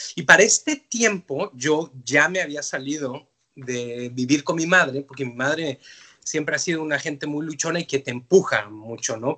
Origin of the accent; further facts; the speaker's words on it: Mexico City, Mexico; moved away as an adult; now in Canada; yo soy de la Ciudad de México y, mi migración a Canadá fue una cosa muy fortuita